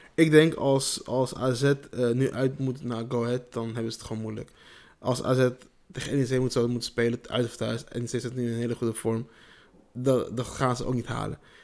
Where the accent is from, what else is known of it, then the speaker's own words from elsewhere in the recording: Nijmegen, Gelderland, Netherlands; trots om een Nijmegen, Nijmegenaar te zijn. Je durft ook als je in een andere stad bent te zeggen van, ja, ik kom uit Nijmegen.